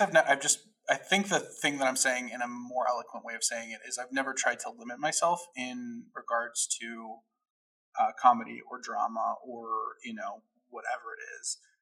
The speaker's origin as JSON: {"language": "English", "town": "Chicago", "region": "Illinois", "country": "United States", "tie": "born or raised there", "also_born_or_lived": "Addison, Illinois / Gainesville, Florida / Los Angeles", "said": "born and raised in Chicago"}